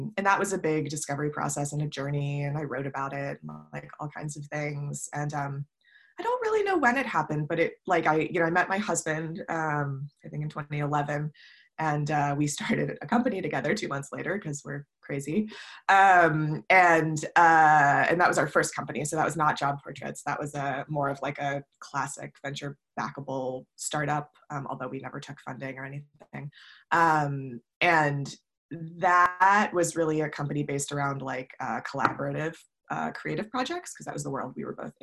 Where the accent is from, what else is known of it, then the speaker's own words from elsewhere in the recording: Ohio, United States; also born or lived in New York / Chicago; now in San Francisco, United States; I grew up in Ohio